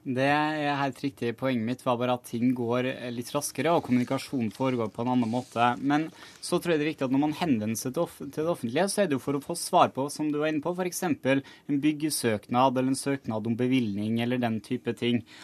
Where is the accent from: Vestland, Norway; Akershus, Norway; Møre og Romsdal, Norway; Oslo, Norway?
Møre og Romsdal, Norway; jeg kommer jo sjøl fra Møre og Romsdal